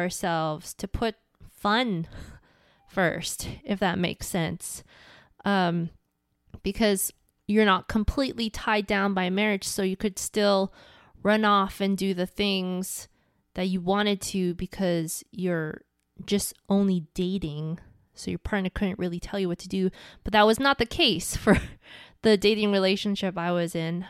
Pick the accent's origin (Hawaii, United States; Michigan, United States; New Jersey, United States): Hawaii, United States; where I grew up in Hawaii